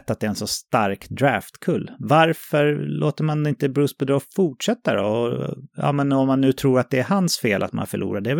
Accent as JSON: {"language": "Swedish", "country": "Sweden", "said": "jag, som svensk då"}